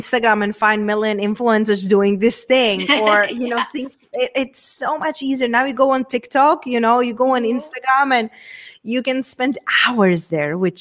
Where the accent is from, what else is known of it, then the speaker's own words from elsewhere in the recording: Czechia; accent: Czech; English is a second language; moved away; coming from a very small town from Czech Republic. Hence, that's where my accent and weird name it's from